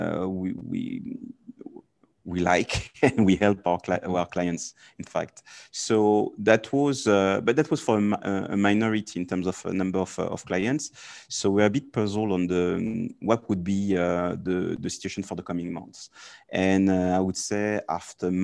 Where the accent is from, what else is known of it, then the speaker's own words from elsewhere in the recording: France; being French